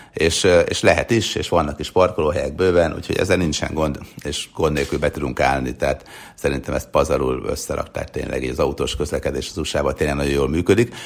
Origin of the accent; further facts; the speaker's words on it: Hungary; now in United States; létezik olyan ország, ahonnan mi jövünk